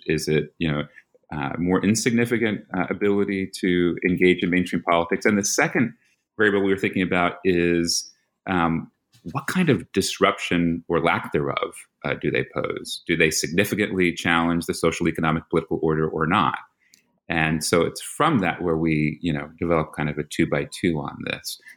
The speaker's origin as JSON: {"language": "English", "region": "New York", "country": "United States", "moved": "yes", "said": "I'm from New York, so that's you know you have a Philly boy and a New York boy."}